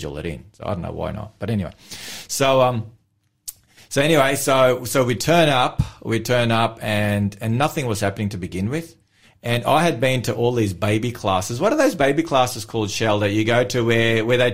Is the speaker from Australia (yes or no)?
yes; Melbourne, Victoria, Australia; moved away; I'm from Melbourne originally